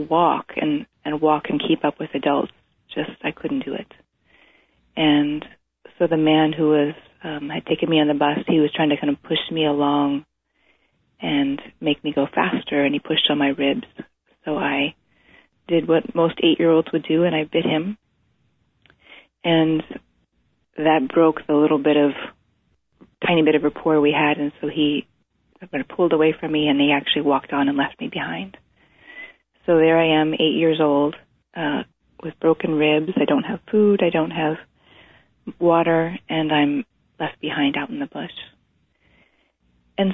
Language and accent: English; East Coast, United States; now in Washington, United States; I was growing up on the East Coast